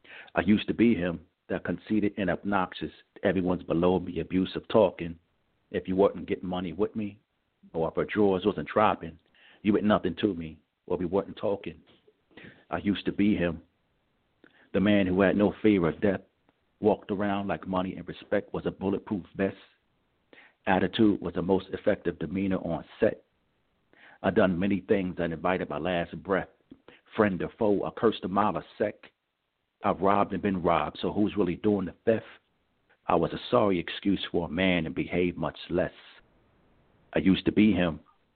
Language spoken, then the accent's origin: English; Richmond, Virginia, United States; And again … I'm from Richmond, Virginia